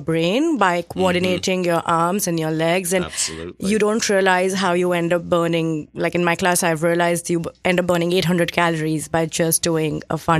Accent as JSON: {"language": "English", "region": "Delhi", "country": "India", "tie": "born or raised there", "also_born_or_lived": "Mumbai / Bangalore", "moved": "as an adult", "lives_now": "New York, United States", "said": "I grew up in Delhi and then I moved to Mumbai for work."}